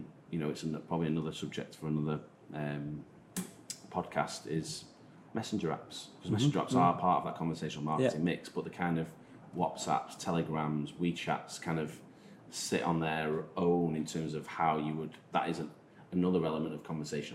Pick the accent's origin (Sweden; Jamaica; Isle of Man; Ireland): Isle of Man; accent: Manx; my Manx accent